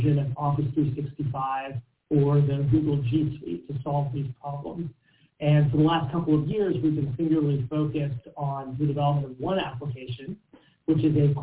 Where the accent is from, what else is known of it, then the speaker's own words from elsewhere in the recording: Washington, District of Columbia, United States; I'm from Washington, D.C.